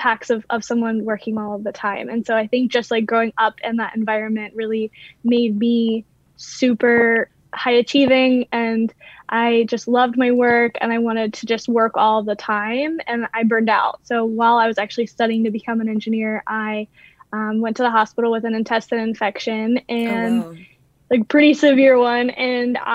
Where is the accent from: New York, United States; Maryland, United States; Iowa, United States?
Maryland, United States; moved away as an adult; also born or lived in Louisiana; I actually grew up in Maryland, but I went to school in Louisiana, and I lived in Louisiana for years